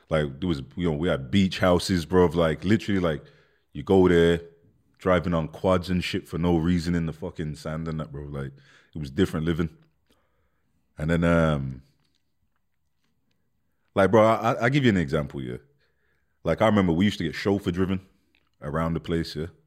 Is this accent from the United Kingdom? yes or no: yes; London, United Kingdom; born there; I'm born born in London. So I, I, remember I remember living in London for a little bit when I was a kid, like I was small, bro.